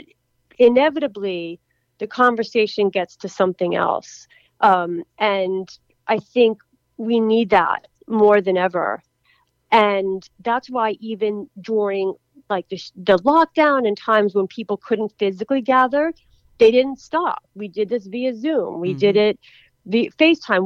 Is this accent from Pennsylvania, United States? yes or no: yes; Philadelphia, Pennsylvania, United States; my hometown was in the Super Bowl, Philadelphia Eagles